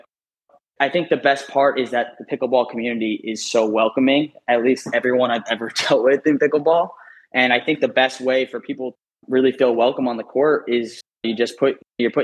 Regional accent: New York, United States; moved away; being a former northerner, I'm from New York

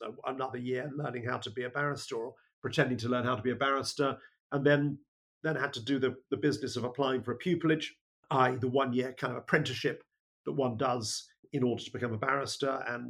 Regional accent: Colchester, East of England, United Kingdom; moved away as an adult; also born or lived in Bristol; I was born in England's greatest county, Essex, and England's greatest town, now city, Colchester, and was brought up in Essex for a period of time. Went to a school in Colchester

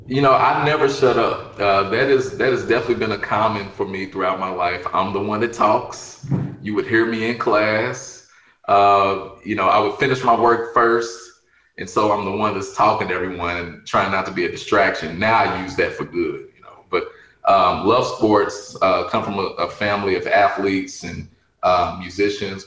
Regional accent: Louisville, Kentucky, United States; I'm from the west end of Louisville.

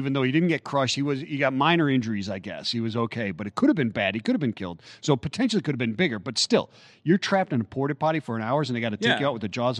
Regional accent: Ohio, United States; moved away; also born or lived in Miami; I'm from Ohio.

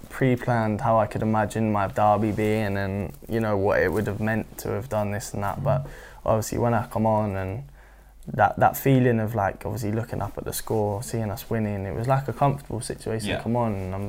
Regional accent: Norwich, East of England, United Kingdom; I don't know if it's because I was from Norwich

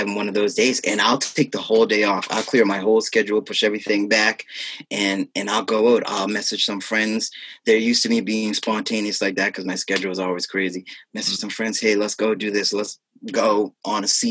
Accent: North Preston, Nova Scotia, Canada; North Preston, my hometown

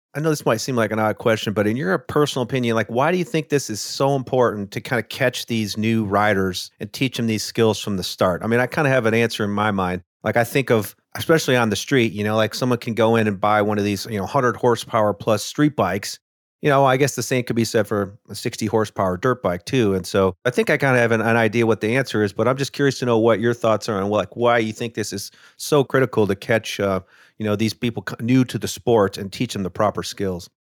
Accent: Midwest, United States; I grew up in the Midwest too

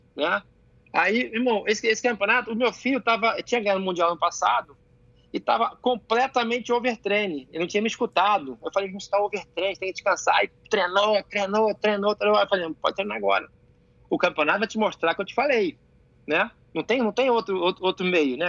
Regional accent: Rio de Janeiro, Brazil; moved away as an adult; now in United States; eu sou o cara que pode falar que sou carioca, irmão, abençoado pela, pela aquele, aquela cidade maravilhosa lá

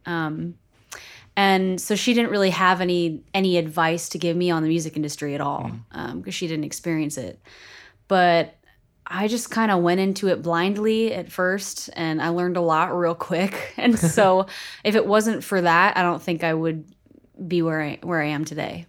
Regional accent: Beverly, Massachusetts, United States; moved away; also born or lived in Salem, Massachusetts / Cape Cod, Massachusetts / Los Angeles; I grew up north of Boston.

